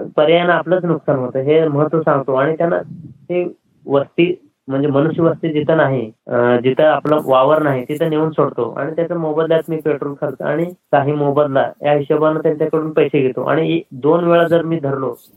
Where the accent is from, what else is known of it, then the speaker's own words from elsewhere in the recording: Darganhalli, South Solapur taluka, Solapur district, Maharashtra, India; आमचं गाव हे मुक्कमकोष्ट दर्गनहाळी तालुका दक्षिण सोलापूर जिल्हा सोलापूर राज्य महाराष्ट्र आणि भारतातलं हे गाव आहे